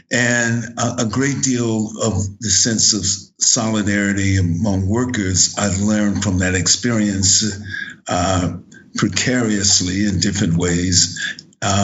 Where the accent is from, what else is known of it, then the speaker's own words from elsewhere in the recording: San Francisco, California, United States; I'm born and raised in San Francisco, California, at the end of World War II. I've lived virtually my entire life in San Francisco.